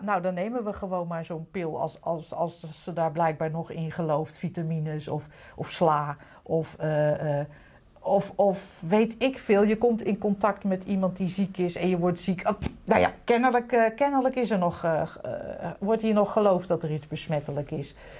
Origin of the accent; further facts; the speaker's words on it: Utrecht, Netherlands; Lombok, Utrecht